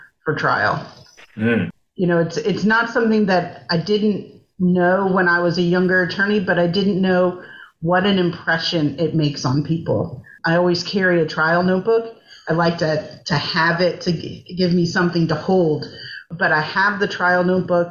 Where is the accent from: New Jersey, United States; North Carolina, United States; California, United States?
North Carolina, United States; moved away as an adult; also born or lived in New Orleans, Louisiana; now in Georgia, United States; I grew up in North Carolina